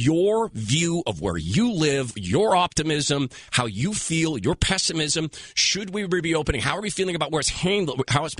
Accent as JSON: {"language": "English", "town": "Seattle", "region": "Washington", "country": "United States", "said": "I am from Seattle."}